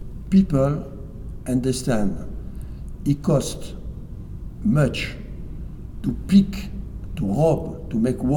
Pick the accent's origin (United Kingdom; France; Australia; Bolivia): France; English is a second language; In France, we build the best plane in the world.